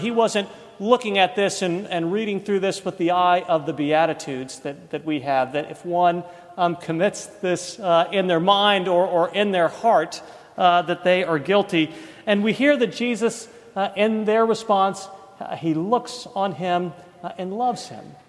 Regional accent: East Coast, United States; moved away as an adult; now in Birmingham, United States; we grew up on the East Coast

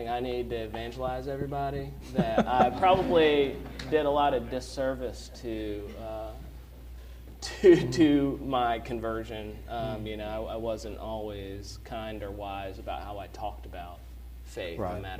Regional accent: Dunwoody, Georgia, United States; moved away as an adult; also born or lived in Ohio; now in Birmingham, United States; my parents, they're moving back to Dunwoody, my hometown on the north side of Atlanta

